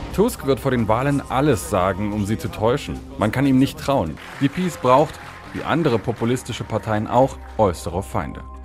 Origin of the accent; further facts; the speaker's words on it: Germany; now in Poland; ich bin ein Deutscher, ich bin ein deutscher Journalist, Vertreter der ARD hier in Polen